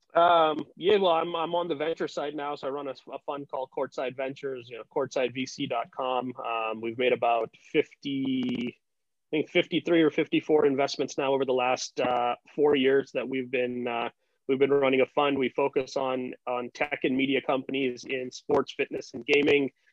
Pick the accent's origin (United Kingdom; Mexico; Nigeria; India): India; moved away as an adult; also born or lived in United States; growing up in India